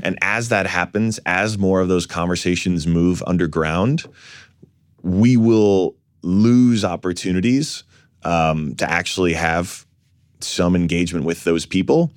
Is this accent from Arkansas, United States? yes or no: no; New York City, New York, United States; I was born in Fort Greene